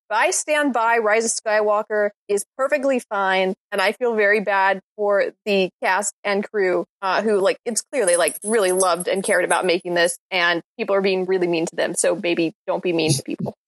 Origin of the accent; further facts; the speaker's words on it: a small town on the coast of Mississippi, United States; I'm from the South, and I am from a small town on the coast of Mississippi.